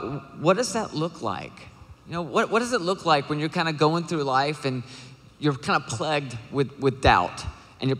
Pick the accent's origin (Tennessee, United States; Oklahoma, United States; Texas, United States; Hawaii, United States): Tennessee, United States; Nashville; I am from Nashville, Tennessee.